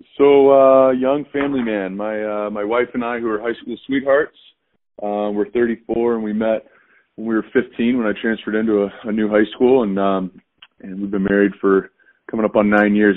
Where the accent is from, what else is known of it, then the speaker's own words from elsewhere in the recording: Southern California, United States; moved away as an adult; also born or lived in Texas / Cincinnati / Chicago / Jacksonville; I grew up in Southern California